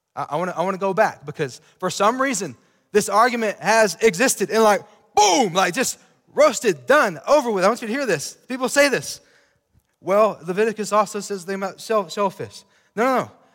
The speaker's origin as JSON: {"language": "English", "town": "Sweetwater", "country": "United States", "tie": "born or raised there", "said": "I grew up in Sweetwater"}